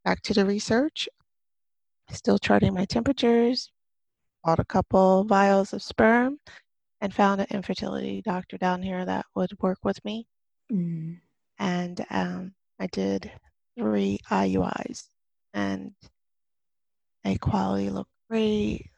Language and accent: English; New Jersey, United States; moved away as an adult; now in Florida, United States; I'm originally from New Jersey